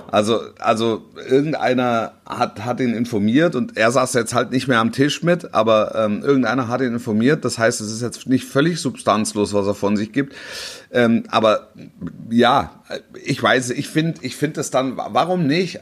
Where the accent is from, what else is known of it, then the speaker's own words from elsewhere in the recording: Hesse, Germany; gebürtiger Hesse